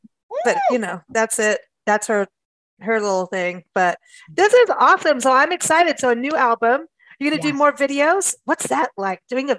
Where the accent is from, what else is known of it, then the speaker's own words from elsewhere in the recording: Kenya; moved away; also born or lived in South Africa; I grew up in Kenya and South Africa in Kenya.